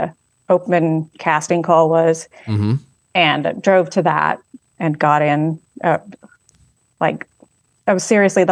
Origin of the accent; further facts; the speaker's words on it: Southern Illinois, United States; moved away as an adult; now in Gettysburg, United States; I grew up in the Midwest, Southern Illinois